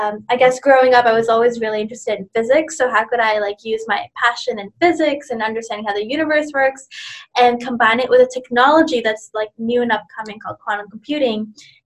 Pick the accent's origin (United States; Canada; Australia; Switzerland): Canada; also born or lived in India; I was born in India. I was an immigrant when I came to Canada when I was 7 years old with my family